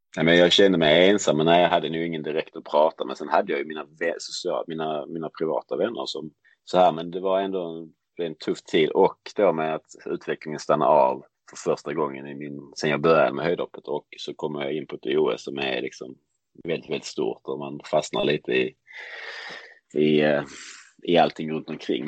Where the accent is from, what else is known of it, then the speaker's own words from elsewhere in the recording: Lund, Skåne, Sweden; jag växte upp i Lund, heter staden